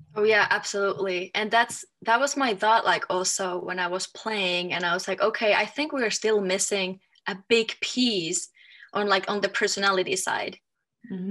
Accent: Finland; moved away as an adult; also born or lived in Germany / France; now in Denver, United States; I am from Finland

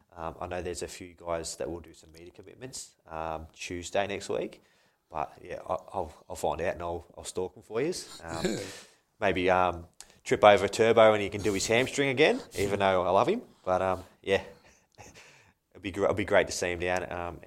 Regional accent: Canberra, Australian Capital Territory, Australia; moved away; also born or lived in Melbourne / Brisbane / Sydney / Adelaide; because I'm from Canberra. Okay. Yeah. Born in Canberra, lovely place.

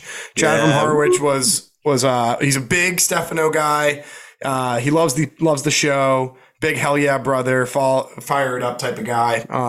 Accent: Canada; Canada, it's like my home country.

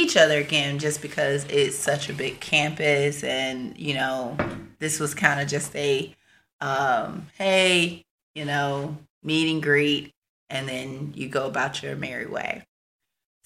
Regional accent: Marianna, Florida, United States; I'm from Marianna, Florida, which is a small little country town in the panhandle of Florida.

